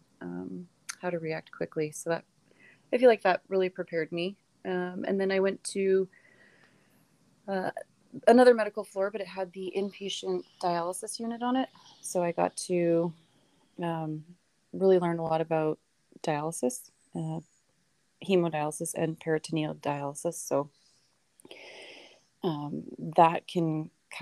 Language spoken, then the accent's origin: English; Oregon, United States; also born or lived in Michigan; I was born and raised in Oregon, American.